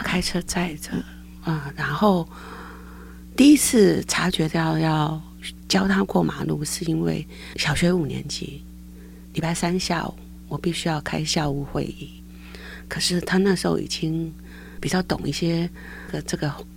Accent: Caotun, Nantou County, Taiwan; moved away as an adult; now in Taoyuan, Taiwan; 我到家乡在南投草屯，是一个乡下，我父亲是种田的。因为家里很穷，所以后来呢，我就选择去念师专

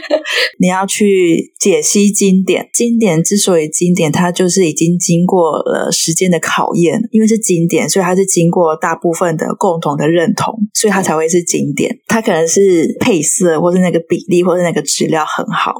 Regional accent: Chiayi, Chiayi City, Taiwan; 我也是嘉义人

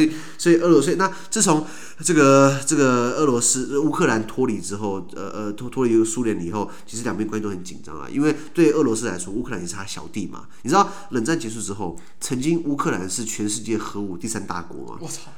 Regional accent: Taiwan; 我台湾人

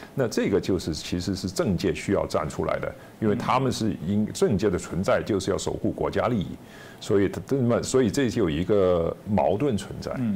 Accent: Hong Kong; moved away; 我在香港长大

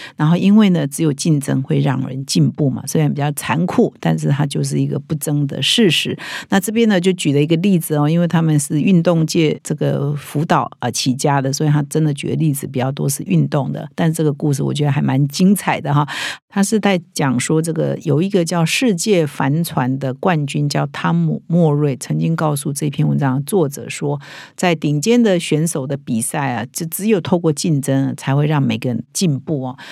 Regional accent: Taiwan; 我们我觉得我们台湾人比较没有那么重视这个啦，

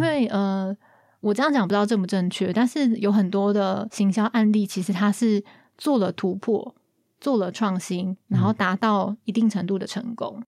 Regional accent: Taiwan; 我们就是台湾人

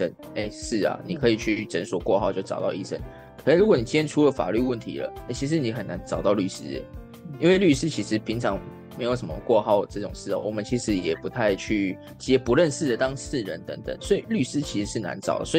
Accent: southern Taiwan, Taiwan; 因为我本身是南部人呐，有高雄的事务所，所以很常去南部

